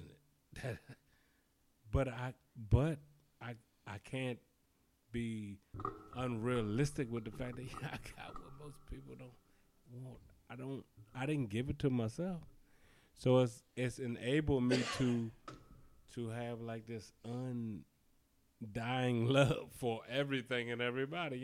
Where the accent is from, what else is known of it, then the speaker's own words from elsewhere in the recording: Prince George's County, Maryland, United States; as a black nigga growing up in Prince George's County, I grew up out people up the street doing what they done.